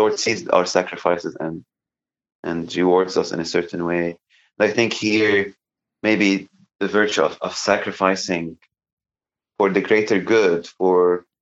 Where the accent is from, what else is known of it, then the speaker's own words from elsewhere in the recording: Lebanon; now in United States; growing up in Lebanon